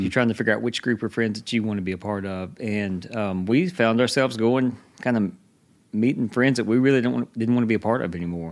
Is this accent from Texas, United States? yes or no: no; Hattiesburg, Mississippi, United States; moved away; also born or lived in Georgia; we're both from around here. We moved away, and we, we moved back here in two thousand ten